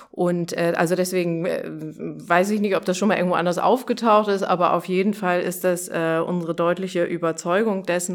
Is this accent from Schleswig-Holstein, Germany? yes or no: yes; Dithmarschen, Schleswig-Holstein, Germany; moved away as an adult; now in Hamburg, Germany; ich komme ja eher aus Dithmarschen